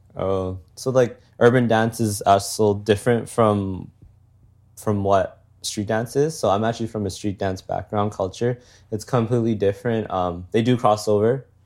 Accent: Calgary, Alberta, Canada; moved away as an adult; I'm born and raised in Calgary

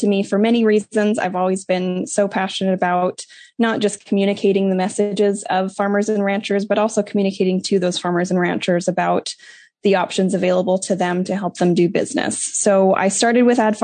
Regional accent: Southern Alberta, Canada; moved away as an adult; also born or lived in Oklahoma; now in United States; I am originally from Southern Alberta, Canada. My family had a grain farm and purebred Hereford cattle operation. So I spent a lot of time growing up heavily involved in junior Hereford events in 4-H.

